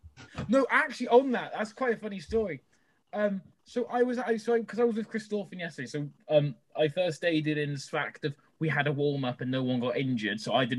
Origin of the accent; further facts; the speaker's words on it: Wales, United Kingdom; moved away; when I was growing up in Wales, it was Ospreys always.